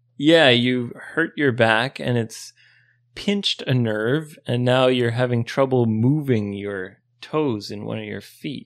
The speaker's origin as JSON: {"language": "English", "country": "Canada", "tie": "born or raised there", "moved": "yes", "lives_now": "Japan", "said": "growing up in Canada"}